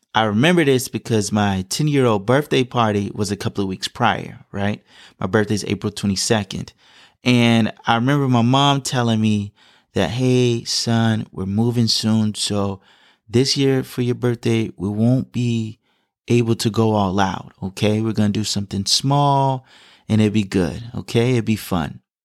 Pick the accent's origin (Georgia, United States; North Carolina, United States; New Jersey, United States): Georgia, United States; Atlanta; moved away; my time growing up in Atlanta